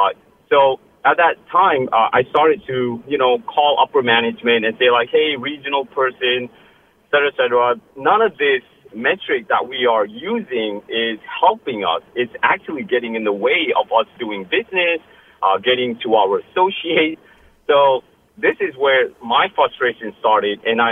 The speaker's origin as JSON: {"language": "English", "town": "Glastonbury", "region": "Connecticut", "country": "United States", "said": "Yes, Lucy, this is … I am from Glastonbury."}